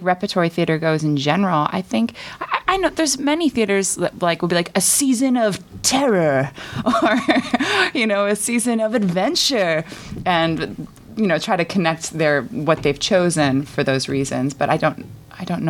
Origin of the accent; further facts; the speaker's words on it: Cape Cod, Massachusetts, United States; now in Chicago, United States; I'm originally from Cape Cod, Massachusetts, now residing in Chicago